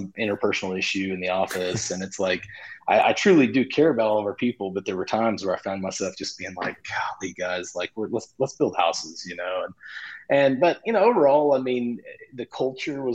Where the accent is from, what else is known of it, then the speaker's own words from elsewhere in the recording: just outside of Oklahoma City, United States; my hometown, which is just outside of Oklahoma City